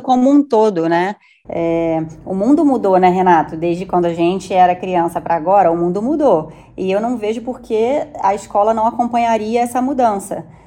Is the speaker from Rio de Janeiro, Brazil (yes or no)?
yes; Rio de Janeiro, Brazil; now in São Paulo, Brazil; eu sou carioca